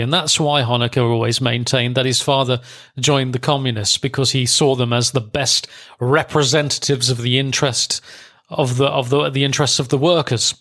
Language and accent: English; Germany; I was brought up in Germany from nineteen eighty